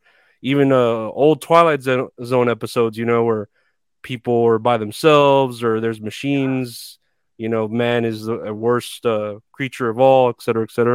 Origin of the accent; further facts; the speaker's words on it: Texas, United States; I'm from Texas